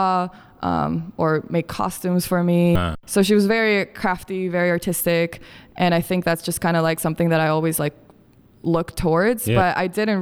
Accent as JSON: {"language": "English", "town": "Quito", "region": "Pichincha", "country": "Ecuador", "tie": "born or raised there", "also_born_or_lived": "Bogota, Colombia", "moved": "yes", "said": "I'm originally from Colombia, born in Bogota, and I grew up in Quito, Ecuador"}